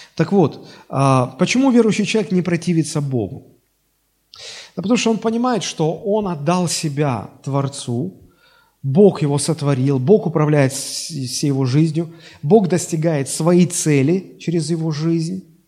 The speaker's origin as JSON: {"language": "Russian", "town": "Sochi", "region": "Krasnodar Krai", "country": "Russia", "tie": "born or raised there", "said": "Мне назначил родиться в городе Сочи"}